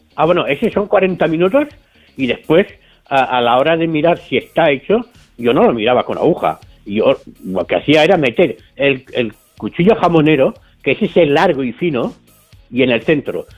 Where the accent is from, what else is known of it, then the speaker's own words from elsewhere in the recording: Cerdanyola del Vallès, Catalonia, Spain; nací en Cardañola, en Barcelona